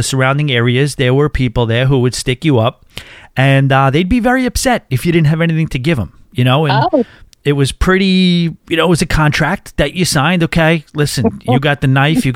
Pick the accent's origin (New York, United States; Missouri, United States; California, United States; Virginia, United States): New York, United States; being a New Yorker